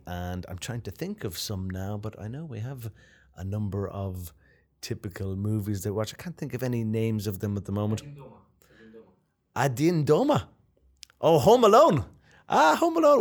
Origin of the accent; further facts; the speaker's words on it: Ireland; moved away as an adult; also born or lived in Japan / New York / Vietnam; now in Moscow, Russia; I'm from Ireland, so of course I lived in Ireland for many years